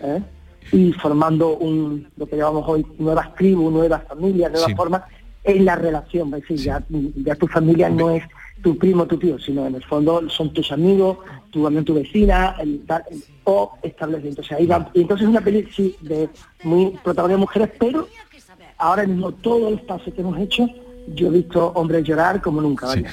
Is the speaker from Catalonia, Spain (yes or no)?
no; Lebrija, Andalusia, Spain; aquí está lo, lo más importante de mi vida, es Lebrija